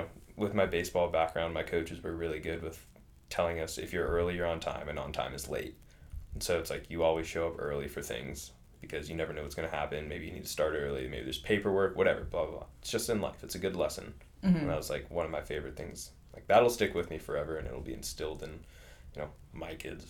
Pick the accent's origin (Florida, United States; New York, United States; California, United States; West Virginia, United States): California, United States; And, like, growing up in California, you have to take into account traffic and everything.